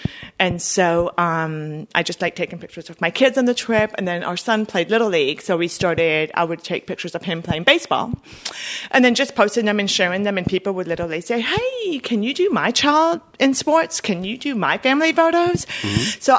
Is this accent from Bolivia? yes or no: yes; Bolivia; also born or lived in United States; So, I guess I will start with, I'm from Bolivia, South America, and I have lived between both countries my whole life. I am bilingual. I speak Spanish and English.